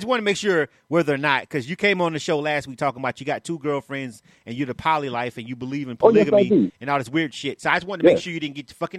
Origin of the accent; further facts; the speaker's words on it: Florida, United States; now in Atlanta, United States; Florida, my home state, West Palm